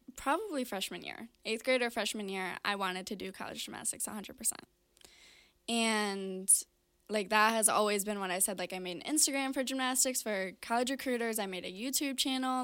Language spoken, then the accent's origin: English; Brighton, Michigan, United States; I grew up in Brighton, Michigan